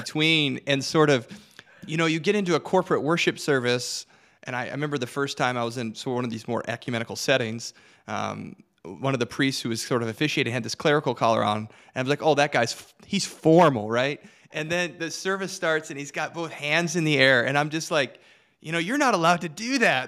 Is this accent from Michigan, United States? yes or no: yes; Detroit, Michigan, United States; moved away; I'm originally from Detroit